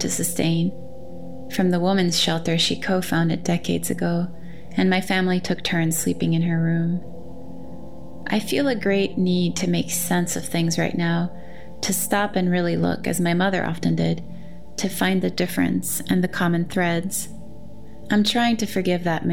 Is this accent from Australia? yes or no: no; Brazil; now in United States; after witnessing such abject poverty as one does growing up in Brazil